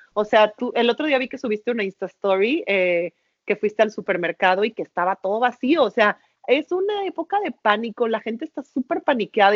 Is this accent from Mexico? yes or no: yes; Mexico; los mexicanos somos unos chingones